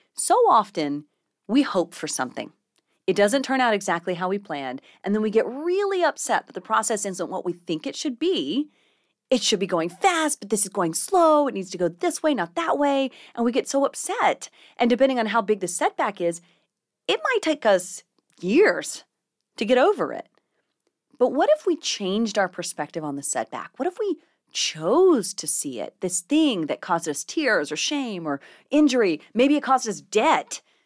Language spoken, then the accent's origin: English; South Carolina, United States; also born or lived in Clovis, New Mexico; I grew up in South Carolina, right along the coast, but I was actually born in Clovis